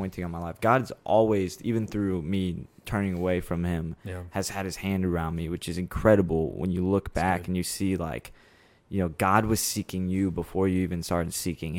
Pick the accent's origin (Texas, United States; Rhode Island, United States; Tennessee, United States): Texas, United States; Austin; I'm originally from Austin, Texas